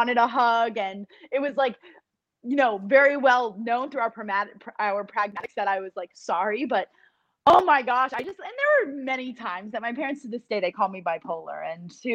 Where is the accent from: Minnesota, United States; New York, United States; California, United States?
New York, United States; I'm from New York